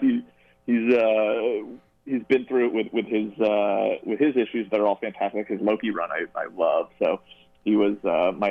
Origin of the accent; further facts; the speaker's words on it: Westchester, New York, United States; I'm from upstate New York, but not that upstate. I grew up in Westchester